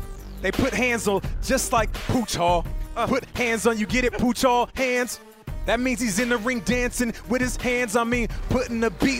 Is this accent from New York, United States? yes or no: no; Seattle, Washington, United States; I was wearing bubble jackets and Tims in Seattle